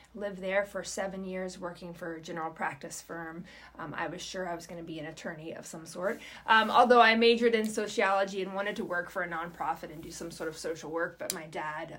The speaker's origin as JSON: {"language": "English", "town": "Roanoke", "region": "Virginia", "country": "United States", "also_born_or_lived": "Pittsburgh, Pennsylvania / Ithaca, New York", "moved": "as an adult", "lives_now": "Bartlesville, United States", "said": "my husband and I are both from Virginia. So, um, southwestern Virginia, Roanoke specifically"}